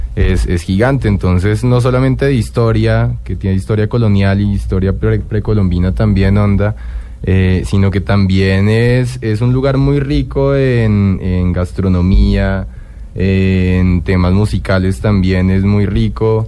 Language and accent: Spanish; Colombia; somos una pareja catalano-colombiana